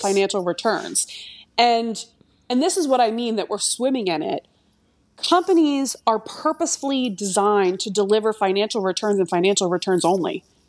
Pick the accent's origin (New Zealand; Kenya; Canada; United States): United States; Delaware County, Pennsylvania; now in France; I'm from Delaware County, Pennsylvania